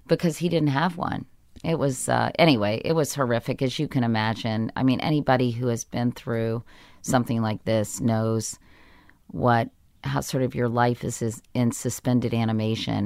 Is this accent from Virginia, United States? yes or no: yes; Arlington, Virginia, United States; I grew up in Arlington, Virginia